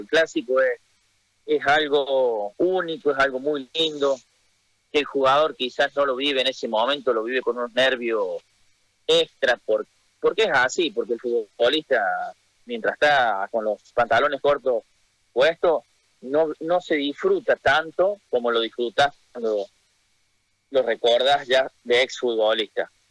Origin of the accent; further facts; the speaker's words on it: Argentina; moved away as an adult; also born or lived in Santa Cruz, Bolivia; yo soy camba que nací en Argentina